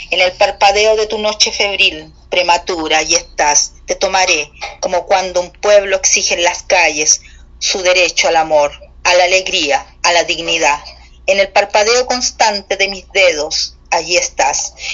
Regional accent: Chile; es, un cariño recíproco que tú se, se, siente que tú sientes por mi tierra y es va para allá, claramente el mío por la de ustedes, por ese México tan bonito

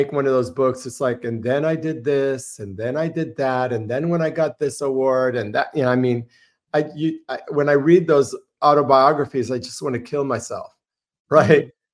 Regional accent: Gainesville, Florida, United States; I was born in Gainesville, Florida.

